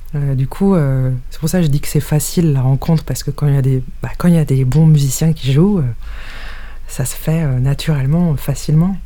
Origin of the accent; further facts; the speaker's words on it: France; moi, je suis né en France